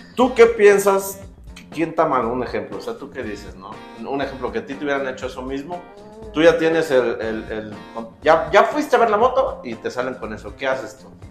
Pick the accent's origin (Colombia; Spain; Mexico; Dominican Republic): Mexico; Dolores Hidalgo, Guanajuato; nosotros somos de Dolores Hidalgo